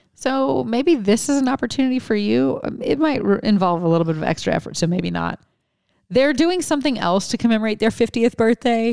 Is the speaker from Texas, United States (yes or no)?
no; Lafayette, Louisiana, United States; moved away; I'm from Lafayette